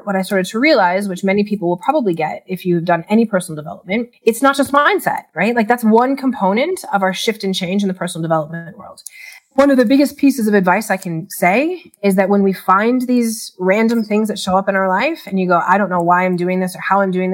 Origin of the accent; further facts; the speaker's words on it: Chicago, Illinois, United States; moved away as an adult; now in Australia; I'm originally from Chicago. I had moved to Australia for a diploma in remedial massage